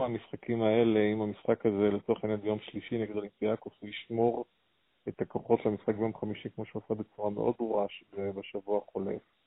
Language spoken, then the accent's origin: Hebrew; the Krayot, Haifa District, Israel; גדלתי בקריות, ואבא שלי שיחק שם פעם